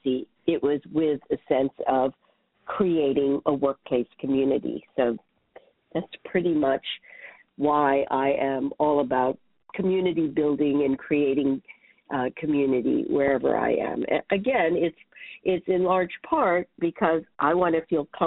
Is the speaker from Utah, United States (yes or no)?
no; Hawaii, United States; moved away as an adult; now in New York City, United States; I was born and raised in Hawaii